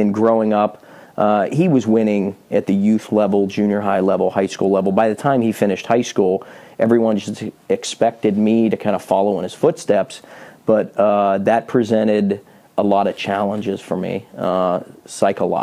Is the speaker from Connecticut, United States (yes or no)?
no; Pittsburgh, Pennsylvania, United States; I was born and raised in Pittsburgh, Pennsylvania, the youngest of seven kids